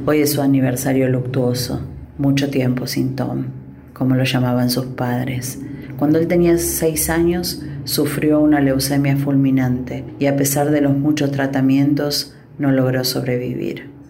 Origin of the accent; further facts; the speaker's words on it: Argentina; moved away; soy argentina, si bien hace mucho tiempo que no vivo ahí